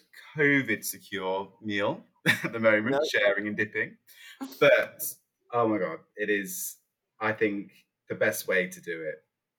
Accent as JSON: {"language": "English", "region": "East Midlands", "country": "United Kingdom", "tie": "born or raised there", "said": "It was in Lincolnshire. Yeah."}